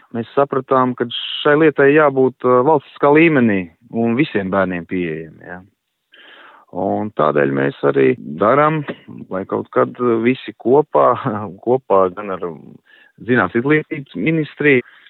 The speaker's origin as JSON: {"language": "Latvian", "town": "Liepāja", "region": "Kurzeme", "country": "Latvia", "said": "es pats nāku no Liepājas puses"}